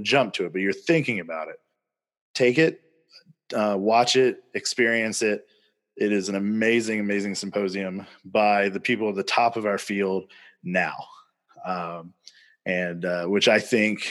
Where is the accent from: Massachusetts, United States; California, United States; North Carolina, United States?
North Carolina, United States; I'm from North Carolina